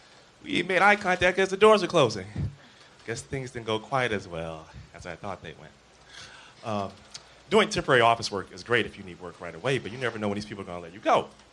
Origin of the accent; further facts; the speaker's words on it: Chicago, Illinois, United States; now in Los Angeles, United States; I'm from Chicago